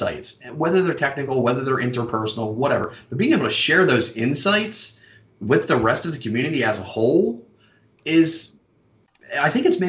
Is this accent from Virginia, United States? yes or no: no; Baltimore, Maryland, United States; moved away as an adult; now in Pennsylvania, United States; I grew up born and bred in West Baltimore, born and raised with the parade ground. No, I'm not going to do that. But lived on the west side of Baltimore basically until I was 19 and then moved around a little bit and ended up in southern Pennsylvania.